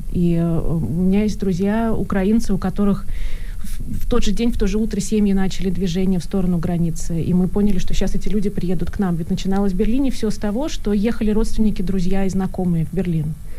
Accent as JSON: {"language": "Russian", "region": "Saint Petersburg", "country": "Russia", "tie": "born or raised there", "moved": "as an adult", "lives_now": "Germany", "said": "я человек из России, из Петербурга, да, я до 30 лет жила в Петербурге, и у меня была какая-то ностальгия, у меня была какая-то, у меня было там счастливое детство"}